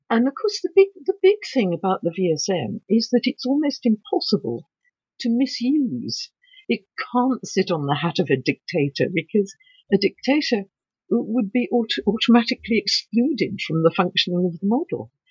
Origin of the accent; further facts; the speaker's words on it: England, United Kingdom; Um, I'm allowed to say this because I'm English.